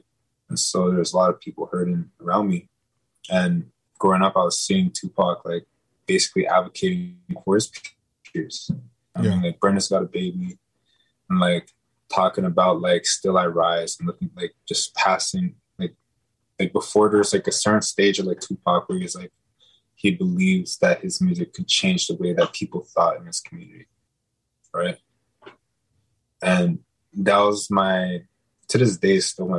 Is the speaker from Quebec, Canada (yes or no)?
no; Fort Albany, Ontario, Canada; I'm from a reserve called Fort Albany, right? First Nation Reserve 67 from Canada. So I'm Cree